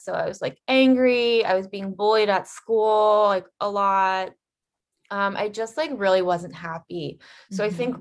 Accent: Ohio, United States; now in Los Angeles, United States; I am currently living in Los Angeles, but I am from the Midwest at heart. I'm an Ohio girl

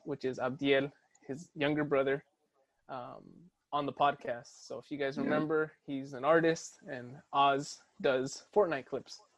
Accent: Santa Maria, California, United States; I'm from Santa Maria

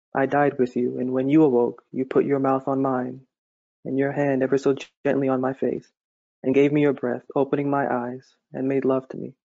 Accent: Massachusetts, United States; I've always lived there my entire life

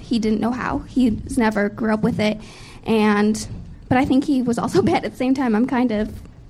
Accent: Oak Forest, Illinois, United States; I'm from Oak Forest, Illinois.

